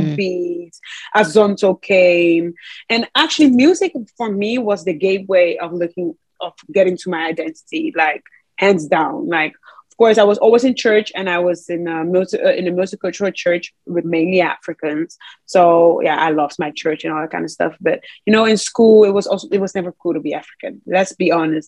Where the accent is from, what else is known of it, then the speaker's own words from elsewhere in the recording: Netherlands; I'm very grateful to have been born here